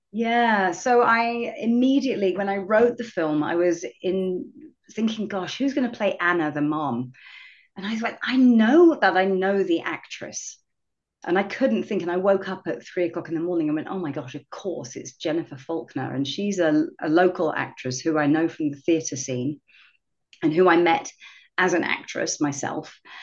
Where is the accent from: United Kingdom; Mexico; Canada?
United Kingdom; England; moved away as an adult; now in Seattle, United States; I'm from uh, originally from England.